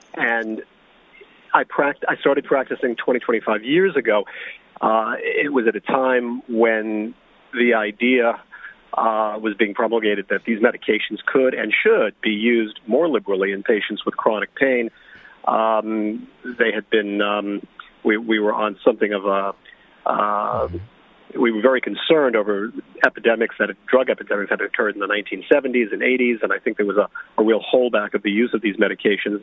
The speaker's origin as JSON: {"language": "English", "town": "New York City", "region": "New York", "country": "United States", "lives_now": "Long Island, United States", "said": "I'm actually from New York City."}